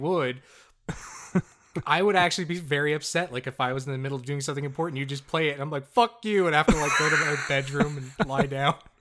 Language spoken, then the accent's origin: English; Newfoundland and Labrador, Canada; we're from the most populated city in the province, where half of the people live.